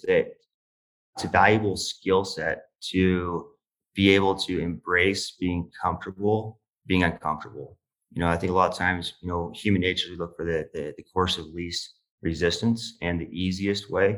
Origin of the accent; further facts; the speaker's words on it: Utah, United States; I'm from Utah, a very small town, about 2,000 people population base. I grew up in a, very blue collar home.